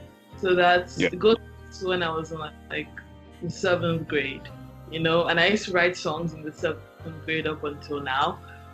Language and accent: English; Nigeria; I'm Nigerian